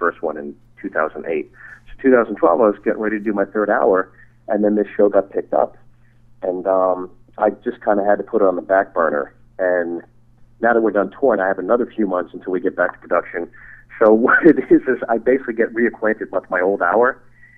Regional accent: Pittsburgh, Pennsylvania, United States; moved away; Pittsburgh's always been my hometown

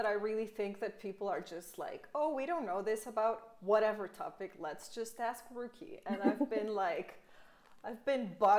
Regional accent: Belgium; English is a second language; also born or lived in Comoros; now in Guatemala; I am from Belgium. Both my parents are from Belgium. My whole family's from Belgium.

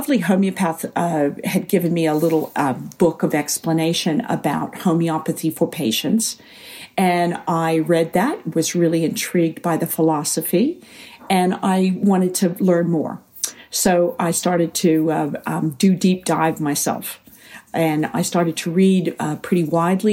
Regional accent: United States; moved away as an adult; also born or lived in Scotland / England / Australia; now in New Zealand; growing up in the States

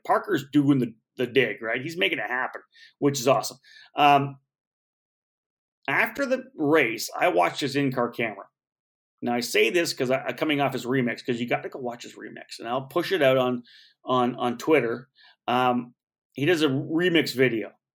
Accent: Canada; I'm Canadian, and I cheered for the Leafs

